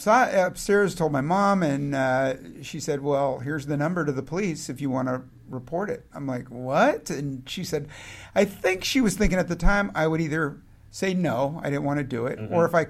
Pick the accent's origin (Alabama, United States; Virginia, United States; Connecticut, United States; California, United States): California, United States; San Francisco; as I grew up in San Francisco and out and got interested in criminal justice classes.